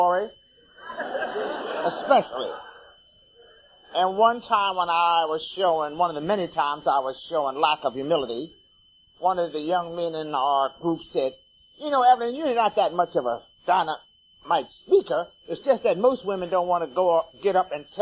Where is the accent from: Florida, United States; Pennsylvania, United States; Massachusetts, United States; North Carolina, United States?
Pennsylvania, United States; Philadelphia; now in Washington, United States; I am originally from Philadelphia, Pennsylvania.